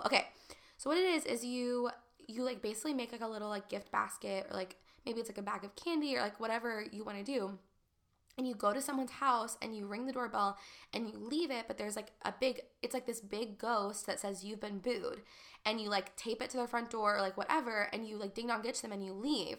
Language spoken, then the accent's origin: English; Texas, United States; moved away as an adult; also born or lived in Nashville / Los Angeles; growing up in Texas and being in the Bible Belt